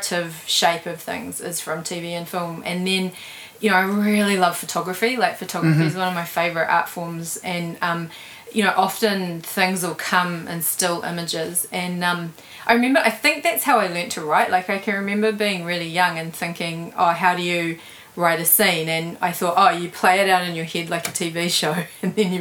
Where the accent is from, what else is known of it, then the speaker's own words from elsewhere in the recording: Auckland, New Zealand; I grew up in Glen Innes